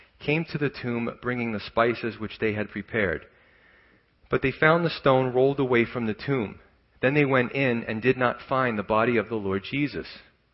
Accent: New York City, New York, United States; moved away; growing up in Staten Island where I was from

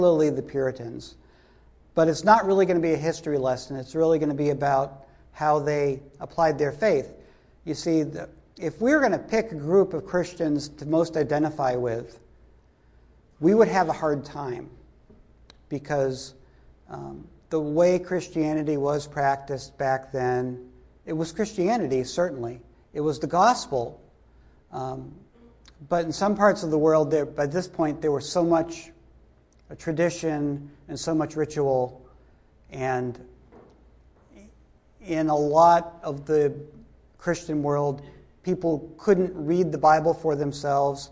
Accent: Duxbury, Massachusetts, United States; also born or lived in Hanson, Massachusetts; now in New Jersey, United States; I come from southeastern Massachusetts. I grew up first in Hanson, which wasn't far away from Plymouth at all, maybe half hour. And then I grew up in Duxbury

